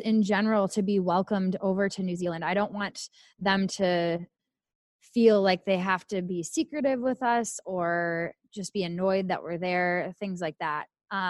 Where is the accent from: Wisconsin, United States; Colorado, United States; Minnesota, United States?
Minnesota, United States; accent: Minnesota; moved away